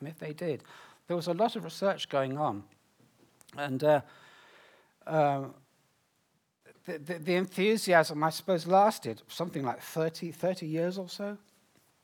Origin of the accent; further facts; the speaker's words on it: United Kingdom; me as a Brit